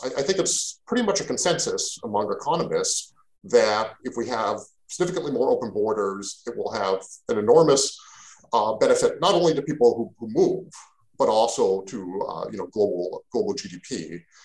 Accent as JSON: {"language": "English", "country": "Canada", "tie": "born or raised there", "also_born_or_lived": "Mexico", "moved": "yes", "lives_now": "Portland, United States", "said": "I'm Canadian. I grew up in Canada"}